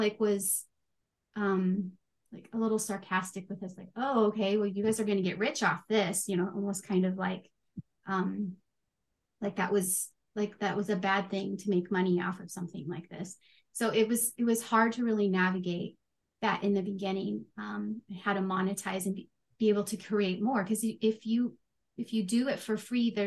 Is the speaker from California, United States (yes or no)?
yes; California, United States; I grew up in California. I'm a high schooler in California